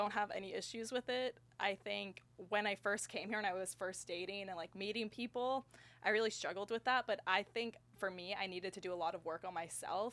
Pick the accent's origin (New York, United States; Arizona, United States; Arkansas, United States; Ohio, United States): Arizona, United States; Phoenix; moved away as an adult; also born or lived in Tucson / Washington DC; now in Austin, United States; I'm from Phoenix originally